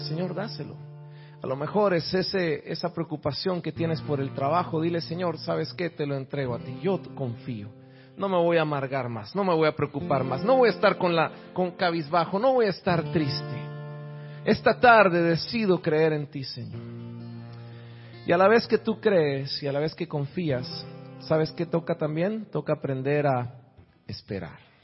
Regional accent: Guatemala; now in Miami, United States; Soy de Miami, originario de Guatemala.

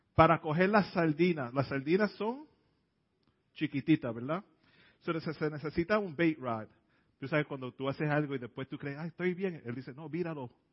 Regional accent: New York City, New York, United States; Yo me crié en el Bronx, en el South Bronx. Nací en la, en la área de Hunts Point

